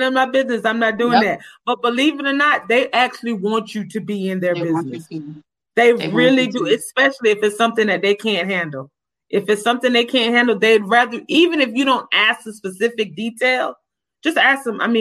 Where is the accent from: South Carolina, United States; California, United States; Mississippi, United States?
South Carolina, United States; Orangeburg; I'm from Orangeburg. I know people in this area